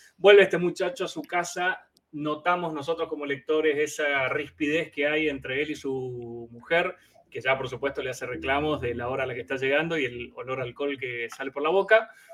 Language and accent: Spanish; Chaco, Argentina; also born or lived in Boedo, Buenos Aires; now in Buenos Aires, Argentina; se sabe que soy un chaqueño